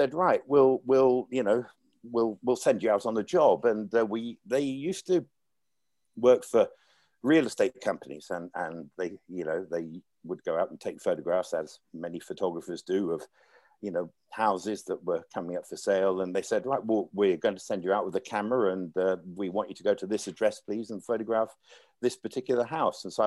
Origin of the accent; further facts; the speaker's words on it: Leicester, East Midlands, United Kingdom; moved away as an adult; also born or lived in Hong Kong; my hometown in England, Leicester